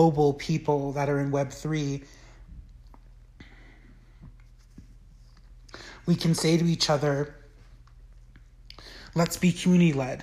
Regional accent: United States; growing up in the United States

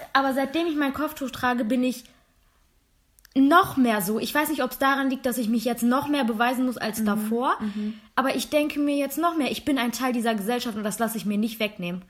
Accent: Germany; accent: accent-free German; Ja, aus Deutschland.

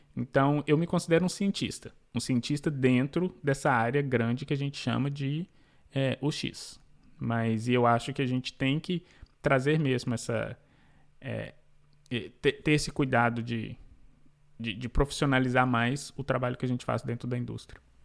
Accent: Belo Horizonte, Minas Gerais, Brazil; now in New York, United States; Eu sou mineiro de B H, Nascida e crescida em B H

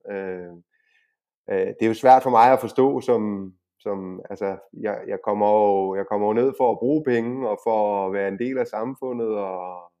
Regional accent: Denmark; now in Spain; dansker og EU-borger

